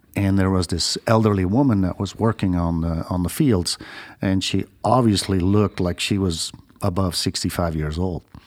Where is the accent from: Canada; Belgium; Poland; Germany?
Belgium; moved away as an adult; also born or lived in Australia; now in United States; I used to be a registered nurse in my home country, Belgium